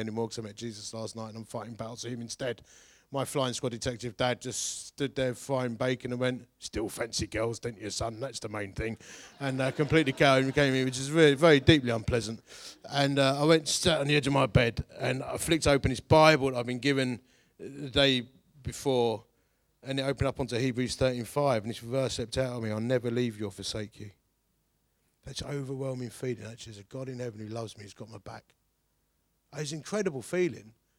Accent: Hornchurch, London, United Kingdom; Growing up in Horn Church

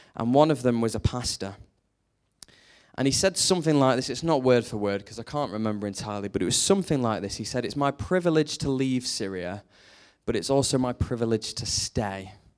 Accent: Lancashire, North West England, United Kingdom

